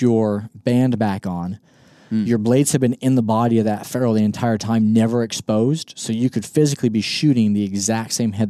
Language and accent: English; Kansas, United States; I've never hunted my home state of Kansas with a 5 mile an hour wind.